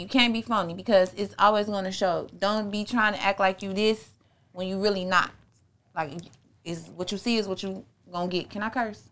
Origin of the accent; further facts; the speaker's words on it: Chicago, Illinois, United States; I was born, um, Southside